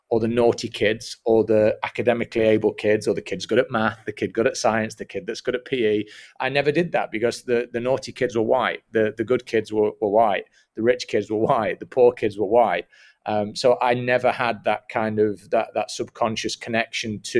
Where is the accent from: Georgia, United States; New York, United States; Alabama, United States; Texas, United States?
Georgia, United States; Atlanta; I'm from Atlanta, if that if that's what you mean.